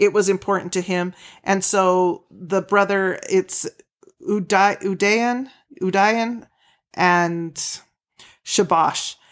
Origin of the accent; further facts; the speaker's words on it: Utah, United States; we're from Utah